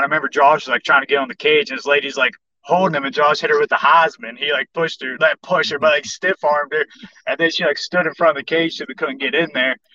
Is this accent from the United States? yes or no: yes; Kingwood, West Virginia, United States; I live in Reedsville now, but I grew up in Kingwood, which is like 10 minutes down the road